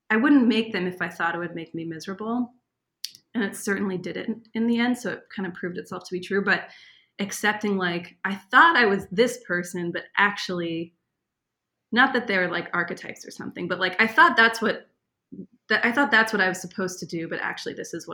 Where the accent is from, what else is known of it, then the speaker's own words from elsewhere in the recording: East Coast, United States; because he's from Israel. I'm from the East Coast.